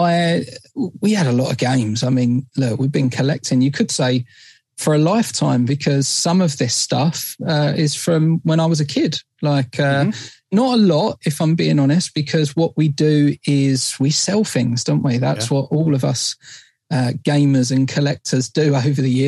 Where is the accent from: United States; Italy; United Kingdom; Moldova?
United Kingdom; Essex, East of England; we're from Essex